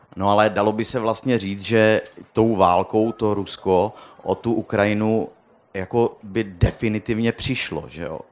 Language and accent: Czech; Czechia; jsem se narodil v Československu